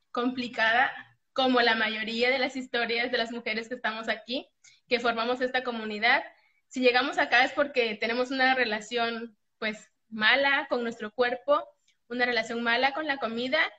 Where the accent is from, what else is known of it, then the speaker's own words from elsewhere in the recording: Mexico; soy de México, tengo 34 años